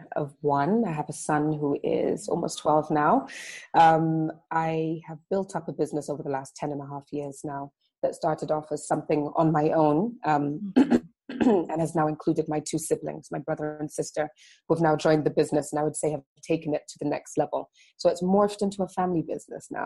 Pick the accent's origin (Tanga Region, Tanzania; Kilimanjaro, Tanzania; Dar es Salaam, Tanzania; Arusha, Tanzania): Dar es Salaam, Tanzania; I grew up in Dar es Salaam, which is the commercial capital of Tanzania, and it's on the coast